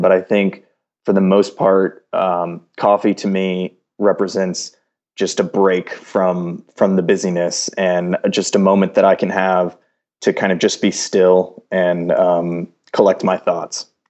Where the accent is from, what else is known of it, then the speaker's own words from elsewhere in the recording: Houston, Texas, United States; moved away as an adult; now in Los Angeles, United States; originally I'm from Houston, Texas.